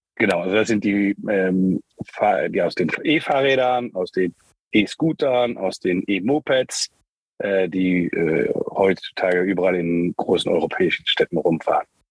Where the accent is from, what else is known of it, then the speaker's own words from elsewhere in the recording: Luxembourg; moved away as an adult; also born or lived in United States / Germany / Spain / China; ich bin in Luxemburg geboren, ähm, wie du im Vorgespräch schon sehr gut erkannt hast, teilweise in Amerika aufgewachsen, ich weiß nicht genau, wie du das rausgehört hast, äh, dann ähm, wieder zurück in Luxemburg